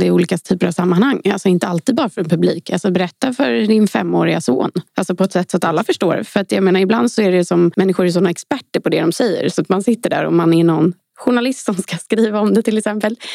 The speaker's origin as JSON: {"language": "Swedish", "country": "Sweden", "said": "vi svenskar"}